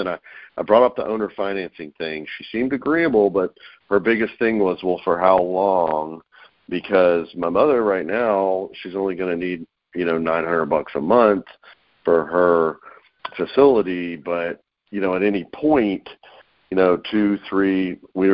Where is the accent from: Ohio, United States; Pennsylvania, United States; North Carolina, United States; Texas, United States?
North Carolina, United States; now in Atlanta, United States; I'm in Atlanta, Georgia, originally from North Carolina, but I've been in Atlanta 20 years